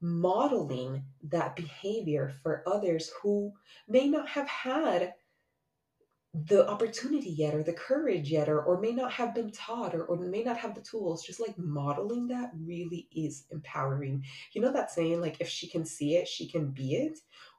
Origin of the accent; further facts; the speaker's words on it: Miami, Florida, United States; also born or lived in Honduras; As I've shared many times, I was born in Honduras and moved to Miami the summer before I turned 9.